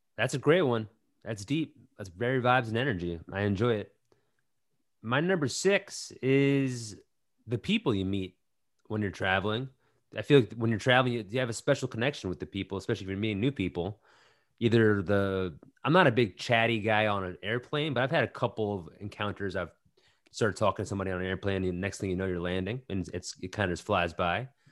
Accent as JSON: {"language": "English", "region": "New York", "country": "United States", "tie": "born or raised there", "said": "growing up around New York"}